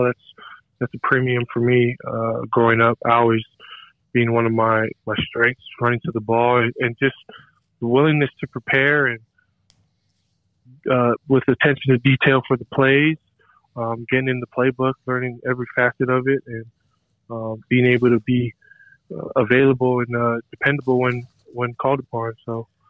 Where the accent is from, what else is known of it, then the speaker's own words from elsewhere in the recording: Kapolei, Hawaii, United States; moved away; I'm originally from Kapolei, Hawaii. That's on Oahu.